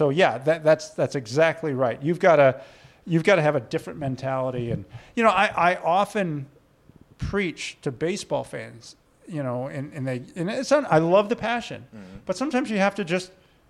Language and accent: English; St. Louis, Missouri, United States; I was born and raised in St. Louis.